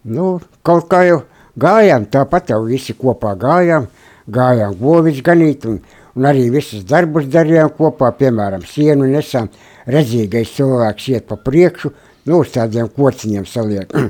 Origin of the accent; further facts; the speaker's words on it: Latgale, Latvia; moved away; es esmu dzimis Latgalē, Baulu rajonā, Lieparu ciemā